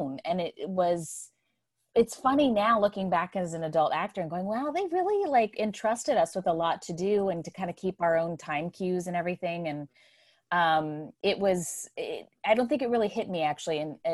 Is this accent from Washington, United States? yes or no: no; Maryland, United States; I was born in Maryland.